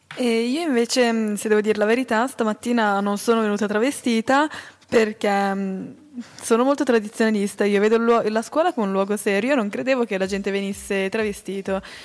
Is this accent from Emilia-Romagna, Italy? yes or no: no; Valtellina, Lombardy, Italy; now in Switzerland; io ho sempre conosciuto il carnevale dalle mie parti in Valtellina come un carnevale per i bambini